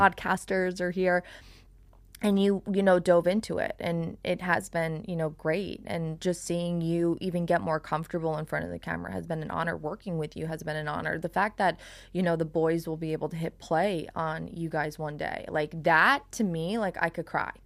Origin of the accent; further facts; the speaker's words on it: Long Island, New York, United States; now in South Florida, United States; I'm from Long Island.